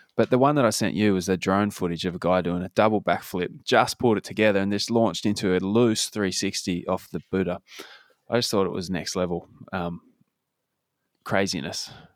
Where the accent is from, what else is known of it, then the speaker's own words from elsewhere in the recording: Claremont, Australia; moved away; growing up in Claremont